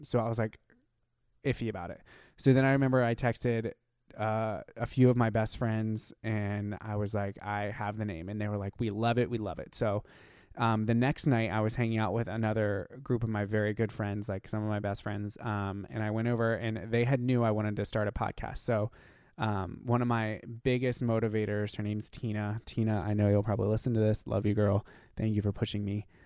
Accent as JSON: {"language": "English", "region": "Ohio", "country": "United States", "tie": "born or raised there", "said": "being gay and growing up in Ohio"}